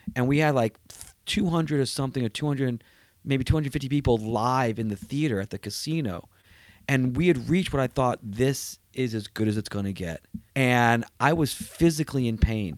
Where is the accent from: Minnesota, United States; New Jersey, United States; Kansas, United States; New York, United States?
New York, United States; New York City; moved away; I was born in New York. I'm a New Yorker